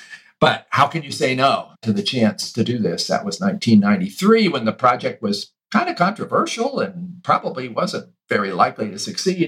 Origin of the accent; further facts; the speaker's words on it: Shenandoah Valley, Virginia, United States; accent: Southern; I grew up on a small farm in the Shenandoah Valley, Virginia.